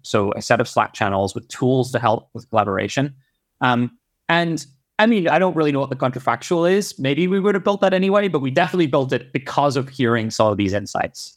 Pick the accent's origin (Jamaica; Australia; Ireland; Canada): Ireland; moved away; I grew up in Ireland.